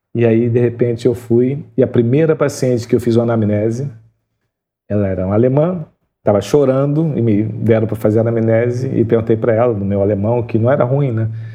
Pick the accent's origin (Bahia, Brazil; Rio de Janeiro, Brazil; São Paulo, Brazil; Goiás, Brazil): Rio de Janeiro, Brazil; Duque de Caxias; nasci em Xerém